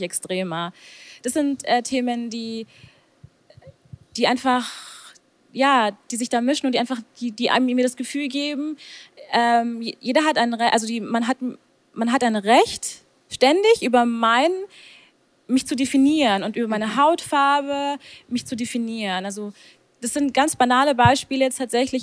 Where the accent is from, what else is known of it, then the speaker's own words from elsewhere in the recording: Augsburg, Bavaria, Germany; Und ich sage Augsburg